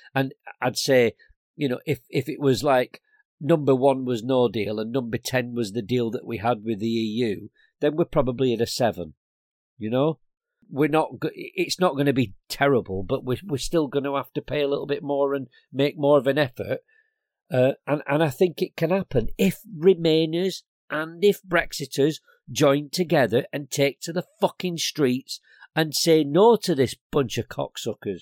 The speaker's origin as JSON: {"language": "English", "town": "Blackburn", "region": "North West England", "country": "United Kingdom", "tie": "born or raised there", "moved": "yes", "lives_now": "Bristol, United Kingdom", "said": "I was brought up in Black Bin, Lancashire"}